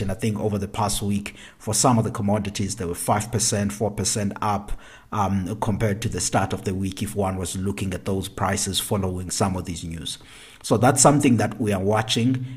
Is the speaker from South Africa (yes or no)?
yes; South Africa; my home country, South Africa